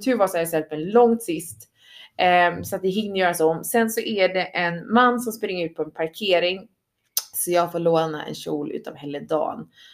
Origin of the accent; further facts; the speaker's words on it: Sweden; vi svenskar